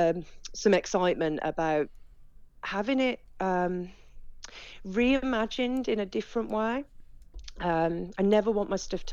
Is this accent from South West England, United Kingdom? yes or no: no; Walsall, West Midlands, United Kingdom; I was born and bred in Walsall, which historically is the centre of the saddlery trade